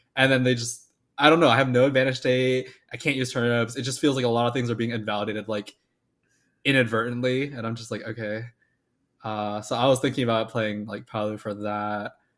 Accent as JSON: {"language": "English", "region": "Florida", "country": "United States", "moved": "yes", "said": "I'm from Florida."}